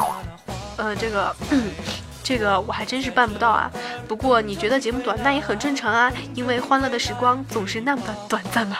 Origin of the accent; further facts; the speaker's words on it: Chengdu, Sichuan, China; 也是我的成都老乡